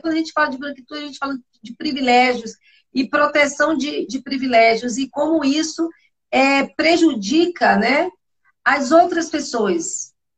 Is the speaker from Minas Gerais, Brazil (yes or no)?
no; Bahia, Brazil; eu sou baiana